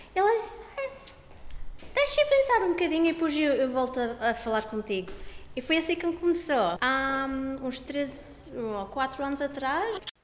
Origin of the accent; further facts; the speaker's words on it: Australia; eu nasci aqui na Austrália